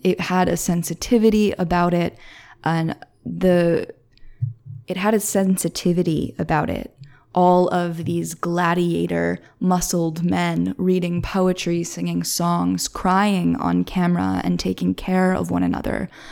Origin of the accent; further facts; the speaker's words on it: Philadelphia, Pennsylvania, United States; I'm from Philly